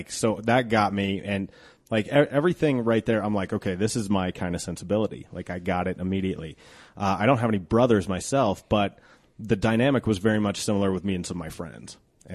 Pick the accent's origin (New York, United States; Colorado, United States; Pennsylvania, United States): Colorado, United States; Genesee; Because I grew up in Genesee.